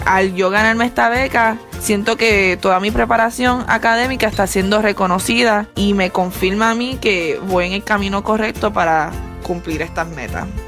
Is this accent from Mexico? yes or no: no; Puerto Rico; now in Arizona, United States; Al ser latina, nacida y criada en Puerto Rico, cuando me mudé a Arizona